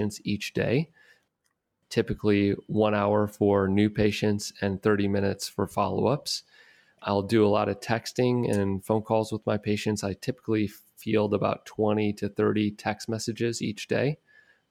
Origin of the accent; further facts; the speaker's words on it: Detroit, Michigan, United States; my hometown in Detroit